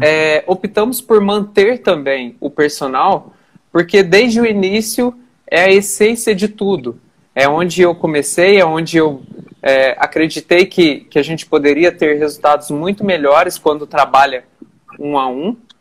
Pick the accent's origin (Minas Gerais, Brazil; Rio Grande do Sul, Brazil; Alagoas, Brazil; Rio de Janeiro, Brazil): Minas Gerais, Brazil; Boa Esperança; also born or lived in Campo do Meio, Minas Gerais; now in Varginha, Brazil; eu nasci em Campo do Meio, uma cidade bem pequenininha. É, passei a morar em Boa Esperança com meu pai e hoje, atualmente, estou em Varginha, Minas Gerais